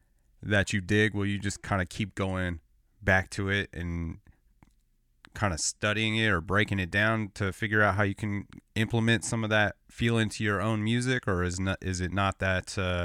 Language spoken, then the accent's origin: English; 40 miles outside Los Angeles, Southern California, United States; moved away as an adult; now in Portland, United States; I grew up outside in Southern California, like 40 miles outside of Los Angeles, and moved to Portland, Oregon, like 8 years ago, a little over 8 years.